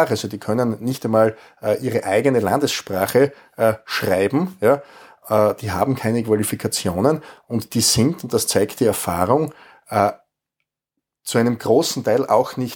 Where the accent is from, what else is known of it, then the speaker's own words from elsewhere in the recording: Styria, Austria; Insgesamt haben wir in meinem Heimatbundesland in der Steiermark mit Stand jetzt 500 Asylquartiere.